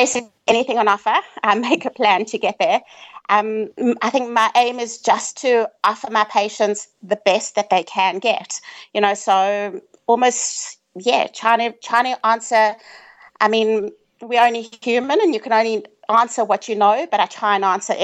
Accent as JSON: {"language": "English", "country": "South Africa", "said": "I'm from South Africa"}